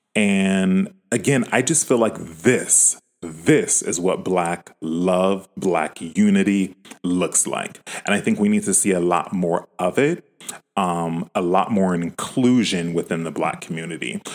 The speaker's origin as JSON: {"language": "English", "region": "California", "country": "United States"}